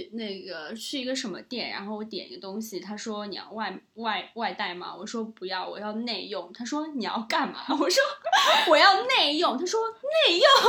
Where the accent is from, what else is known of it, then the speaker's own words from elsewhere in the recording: China; accent: Taiwanese Mandarin; also born or lived in Taiwan; 我说我真的听不懂，我不是台湾的人，我是大陆人。然后他还以为我开玩笑，因为我大四的时候那个口音就是和、